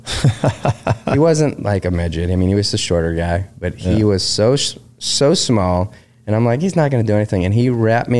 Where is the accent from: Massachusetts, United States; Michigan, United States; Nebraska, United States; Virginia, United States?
Michigan, United States; Detroit; moved away as an adult; growing up in Detroit